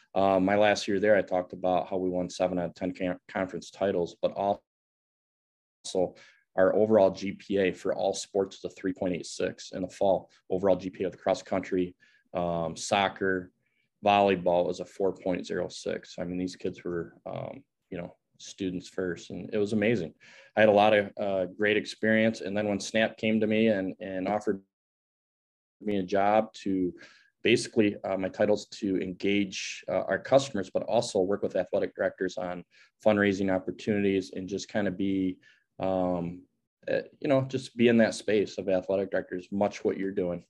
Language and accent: English; Grand Rapids, Michigan, United States; I grew up in Grand Rapids, Michigan.